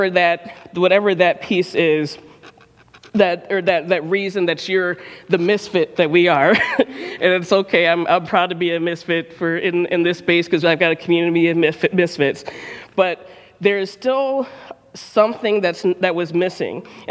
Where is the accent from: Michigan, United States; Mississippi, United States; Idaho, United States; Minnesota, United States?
Michigan, United States; Detroit; moved away as an adult; now in Ann Arbor, United States; I'm from Detroit, born and raised.